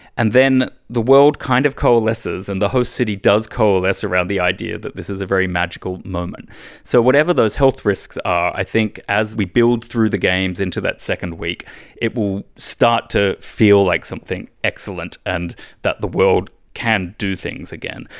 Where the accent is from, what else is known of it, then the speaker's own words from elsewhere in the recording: Australia; moved away; my home country, Australia